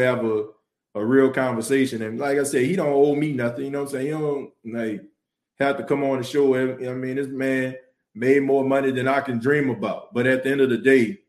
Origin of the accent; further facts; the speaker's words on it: New Orleans, Louisiana, United States; moved away; I was born in New Orleans. You know what I'm saying? Like, that's my city.